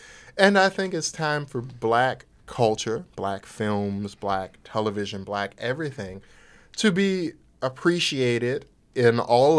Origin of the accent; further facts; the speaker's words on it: New Orleans, Louisiana, United States; I'm from New Orleans, Louisiana, and similar to Keisha, via a number of countries and other cities, here I am today.